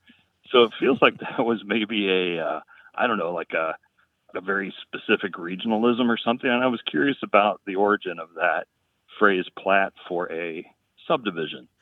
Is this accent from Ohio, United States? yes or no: yes; southwestern Ohio, United States; now in Atlantic Beach, United States; grew up in a community in southwestern Ohio